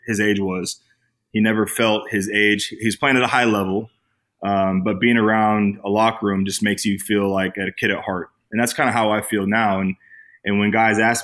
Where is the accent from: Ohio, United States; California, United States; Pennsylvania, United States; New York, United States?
California, United States; Bay Area; now in Los Angeles, United States; I'm from the Bay Area